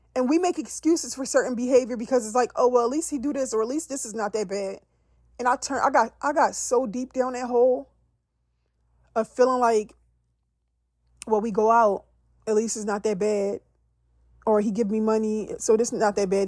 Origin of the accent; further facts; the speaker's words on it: Philadelphia, Pennsylvania, United States; I'm from Philly